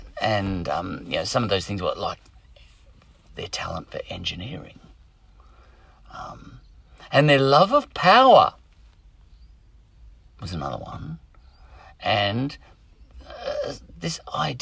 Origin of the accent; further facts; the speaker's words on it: Australia; as Australians, our language, English language